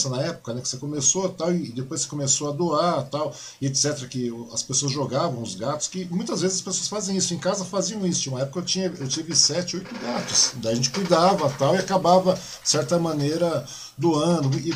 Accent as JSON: {"language": "Portuguese", "town": "Mogi das Cruzes", "region": "São Paulo", "country": "Brazil", "tie": "born or raised there", "said": "parabenizar minha cidade natal, que é Mogi das Cruzes, né? minha querida Mogi das Cruzes, pelos seus 461 anos, né?"}